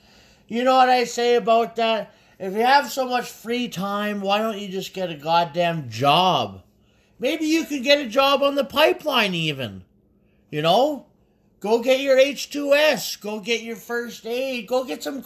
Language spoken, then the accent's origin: English; Canada; That's what it says on my treaty card. It says Canadian Indian